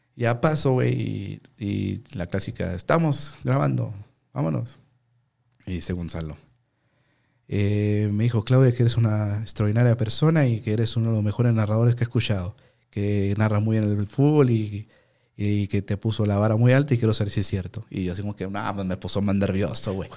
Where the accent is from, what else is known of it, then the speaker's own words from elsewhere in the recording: Ciudad Juárez, Chihuahua, Mexico; vengo de Juárez. Y porque yo era el único, güey, de Chihuahua